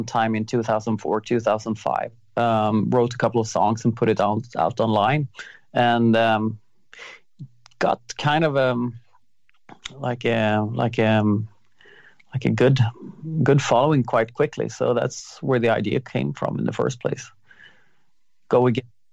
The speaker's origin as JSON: {"language": "English", "country": "Sweden", "tie": "born or raised there", "said": "I'm in Sweden right now. I'm in my hometown"}